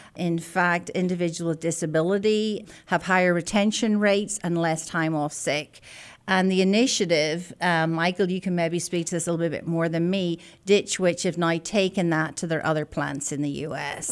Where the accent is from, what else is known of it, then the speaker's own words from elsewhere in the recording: Belfast, Northern Ireland, United Kingdom; moved away as an adult; also born or lived in Scotland; now in Oklahoma, United States; I'm a native of the north of Ireland, born and bred in Belfast